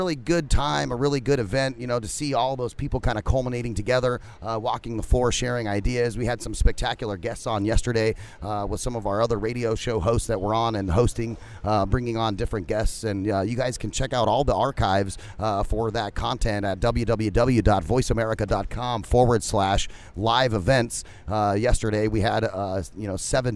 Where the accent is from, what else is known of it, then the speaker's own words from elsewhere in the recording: Phoenix, Arizona, United States; We're from Phoenix